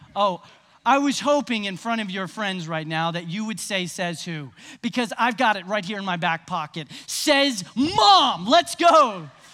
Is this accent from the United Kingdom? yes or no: no; Nashville, Tennessee, United States; I grew up in Nashville